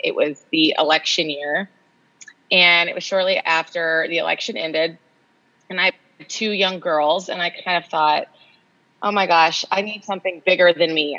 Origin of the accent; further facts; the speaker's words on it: Austin, Texas, United States; moved away as an adult; also born or lived in Los Angeles; now in Austin, United States; I grew up in Austin